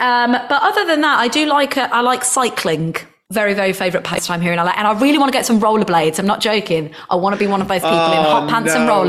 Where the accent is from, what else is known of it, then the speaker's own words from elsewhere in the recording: Nuneaton, West Midlands, United Kingdom; now in United States; Yeah, I would watch the sunset from Mount Judd. Those that are from Nuneaton will know